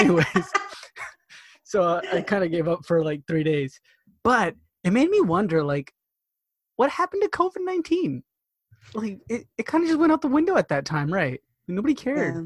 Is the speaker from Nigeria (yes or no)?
no; Rosenberg, Texas, United States; moved away; I'm from Texas